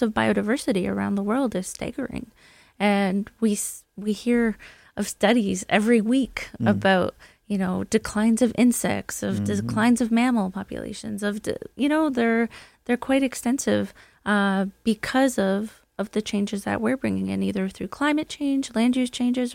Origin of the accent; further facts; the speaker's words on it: Brantford, Ontario, Canada; I'm actually from Brantford, Ontario, the home of Wayne Gretzky.